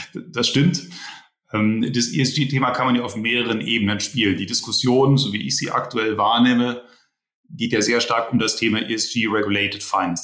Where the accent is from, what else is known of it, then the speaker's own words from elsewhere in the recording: Rhineland, Germany; Ich bin ja eigentlich Rheinländer äh, gebürtig.